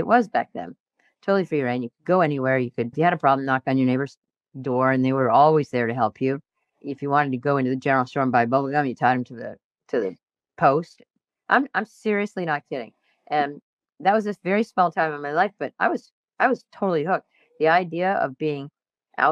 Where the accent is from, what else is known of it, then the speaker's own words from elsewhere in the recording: New England, United States; I grew up in New England